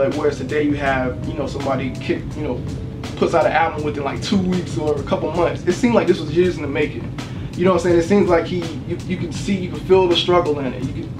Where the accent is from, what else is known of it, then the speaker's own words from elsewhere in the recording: the South, United States; now in Atlanta, United States; I'm from the South, from the hood.